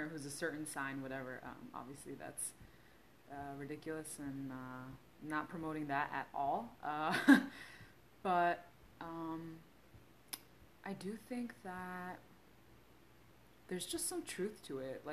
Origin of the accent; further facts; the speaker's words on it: United States; I am Korean American